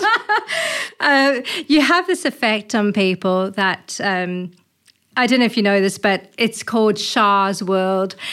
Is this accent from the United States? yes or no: no; South Africa; moved away; I'm originally from South Africa.